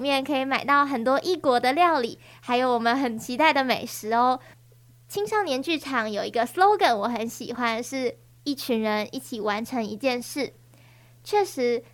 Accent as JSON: {"language": "Chinese", "country": "Taiwan", "first_language": "Taiwanese Hokkien", "said": "身为就是我们 本土的学生，我们也要很努力地，就是多去练习台语，或者是说把台语直接就当做我们生活的一部分"}